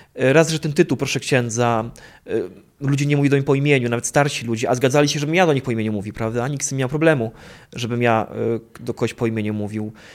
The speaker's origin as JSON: {"language": "Polish", "area": "a village near Opole", "region": "Opole Voivodeship", "country": "Poland", "said": "ja pochodzę z wioski pod Opolem"}